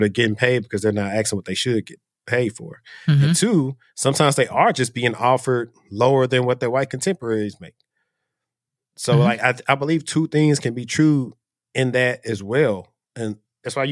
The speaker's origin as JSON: {"language": "English", "town": "Shreveport", "region": "Louisiana", "country": "United States", "moved": "yes", "said": "I'm from Shreveport, Louisiana."}